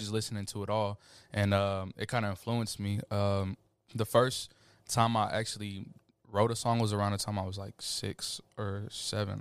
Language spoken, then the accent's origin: English; Killeen, Texas, United States; also born or lived in Montgomery, Alabama; from Killeen, Texas. I was born in Montgomery, Alabama, October second, nineteen ninety-eight.